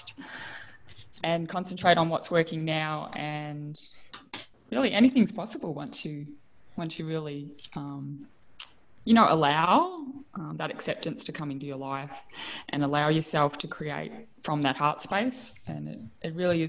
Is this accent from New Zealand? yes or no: no; the Wimmera, Victoria, Australia; I come from the Wimmera